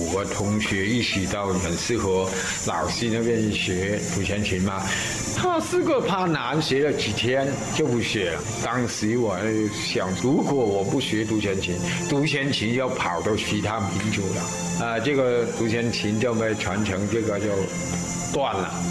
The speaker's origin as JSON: {"language": "Chinese", "town": "Dongxing", "region": "Guangxi", "country": "China", "said": "我们的祖先也从越南那边迁过来的嘛，来到京族三岛开发京族三岛五百多年了。"}